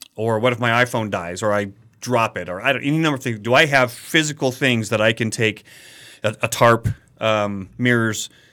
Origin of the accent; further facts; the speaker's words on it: Colorado, United States; where I grew up in Colorado, there were some rattlesnakes